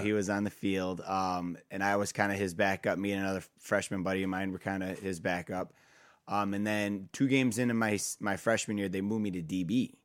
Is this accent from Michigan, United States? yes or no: yes; Kalamazoo, Michigan, United States; moved away as an adult; also born or lived in Defiance, Ohio; was my hometown, Kalamazoo, Michigan